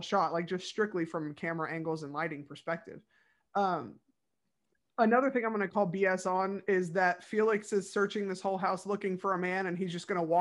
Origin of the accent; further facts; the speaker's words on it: Bible Belt, Southern United States, United States; I'm from the Bible Belt. I was raised in that stuff.